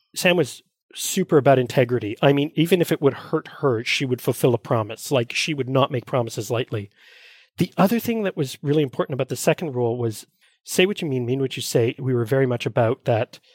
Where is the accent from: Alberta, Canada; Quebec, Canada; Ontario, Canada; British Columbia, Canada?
Quebec, Canada; Montreal; I was born and raised here in Montreal